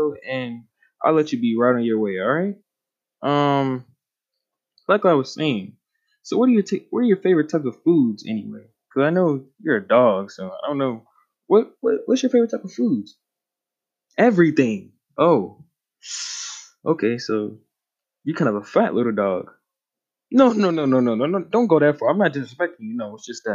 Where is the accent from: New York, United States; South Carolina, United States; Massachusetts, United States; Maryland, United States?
South Carolina, United States; North Augusta; I'm from North Augusta, South Carolina, over there